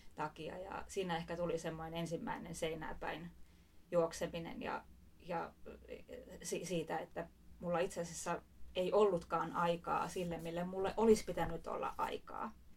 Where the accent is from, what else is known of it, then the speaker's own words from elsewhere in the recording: Espoo, Uusimaa, Finland; Espoosta kotoisin